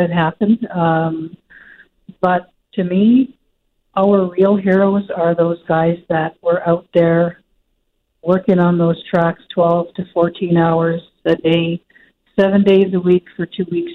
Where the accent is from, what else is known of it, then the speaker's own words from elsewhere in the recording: Churchill, Manitoba, Canada; growing up in Churchill, you hear those yard engines